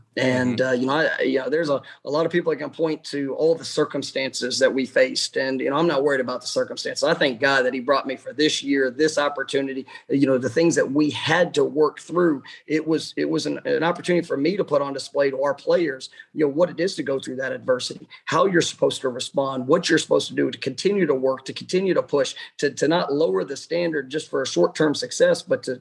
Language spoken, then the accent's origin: English; Dallas, Texas, United States; moved away as an adult; now in Tallahassee, United States; I grew up in Dallas, Texas